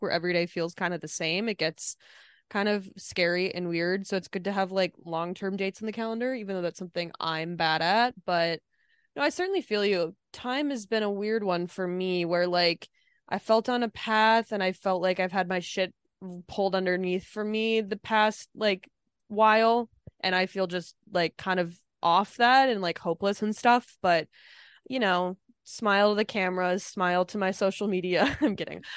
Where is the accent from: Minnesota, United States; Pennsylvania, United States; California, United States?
Minnesota, United States; moved away; my home state